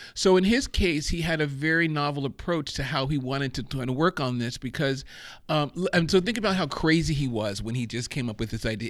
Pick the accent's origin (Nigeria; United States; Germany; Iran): Germany; moved away; I grew up in Germany